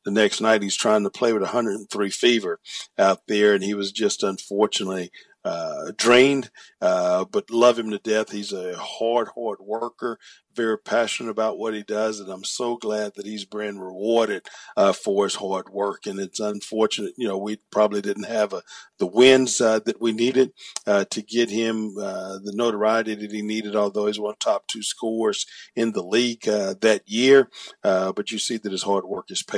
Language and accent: English; DeRidder, Louisiana, United States; now in Houston, United States; having a chance to come back and be near my hometown, DeRidder